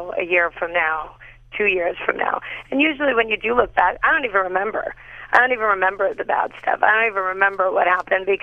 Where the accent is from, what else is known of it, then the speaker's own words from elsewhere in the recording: Los Angeles, California, United States; I'm a Valley girl, born and raised in L.A.